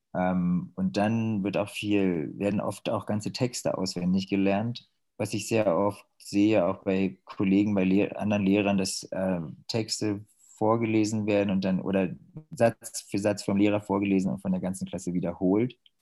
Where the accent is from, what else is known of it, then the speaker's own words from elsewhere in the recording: Germany; moved away as an adult; now in China; als Deutscher